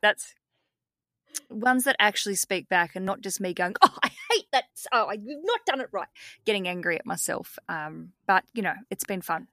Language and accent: English; Australia; as we'd say in Australia.